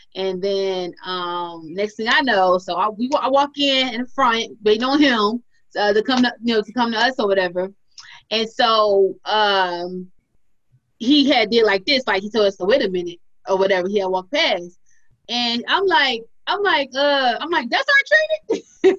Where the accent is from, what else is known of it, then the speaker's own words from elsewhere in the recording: Detroit, Michigan, United States; I'm from Detroit